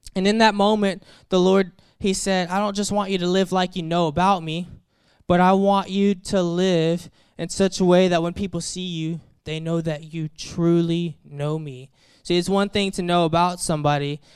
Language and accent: English; Daphne, Alabama, United States; moved away; I grew up in Alabama. right outside of the Mobile area, a small town called Daphne, Alabama